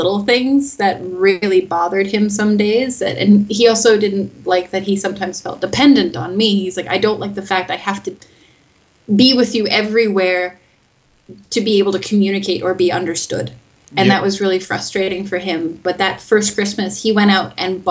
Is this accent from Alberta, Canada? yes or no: no; Manitoba, Canada; first language English; moved away as an adult; also born or lived in Winnipeg; now in Bern, Switzerland; I'm from Manitoba as well